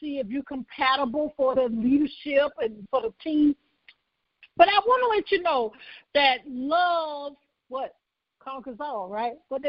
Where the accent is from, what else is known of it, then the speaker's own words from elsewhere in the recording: Birmingham, Alabama, United States; also born or lived in Conyers, Georgia; I was born in Birmingham, Alabama